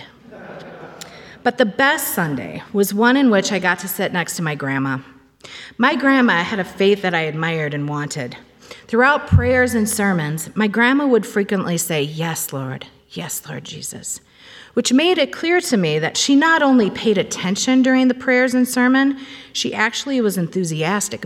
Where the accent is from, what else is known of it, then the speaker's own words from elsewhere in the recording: Cambridge, Minnesota, United States; I grew up in Cambridge, Minnesota, attending the First Baptist Church there